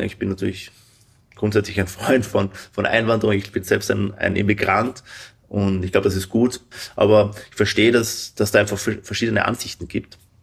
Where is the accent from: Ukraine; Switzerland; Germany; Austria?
Austria; Lower Austria; moved away as an adult; also born or lived in China / Cambridge / San Francisco; now in Austin, United States